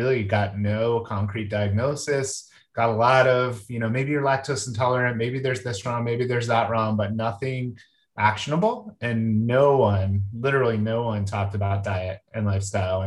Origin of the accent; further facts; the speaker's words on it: Southern New Jersey, United States; I was raised in Southern New Jersey